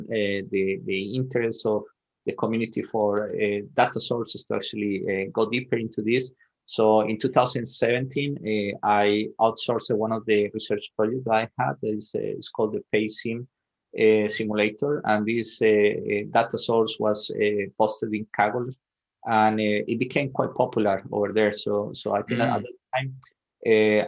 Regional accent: Medellin, Antioquia, Colombia; moved away as an adult; also born or lived in Sweden; I'm originally from Colombia, so I was born and raised in Medellin, Colombia

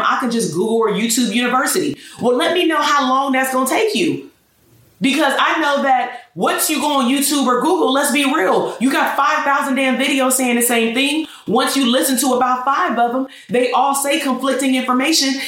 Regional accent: Portland, Oregon, United States; I was born in Portland, Oregon single parent household, father incarcerated pretty much until, you know, a couple of years ago. Um, grandparents raised me along with my mother

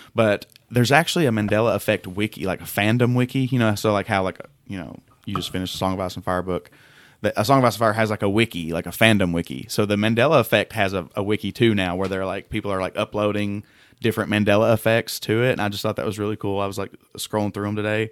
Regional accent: Tennessee, United States; I'm from Tennessee

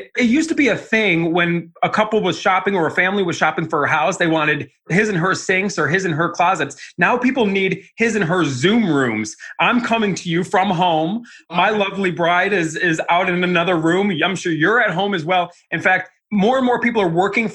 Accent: Cleveland, Ohio, United States; moved away as an adult; also born or lived in Arizona; I'm a kid from Cleveland.

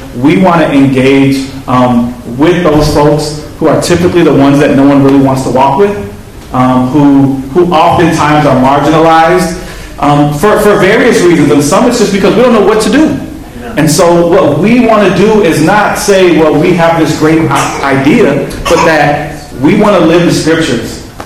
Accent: Chicago, Illinois, United States; growing up in Humboldt Park

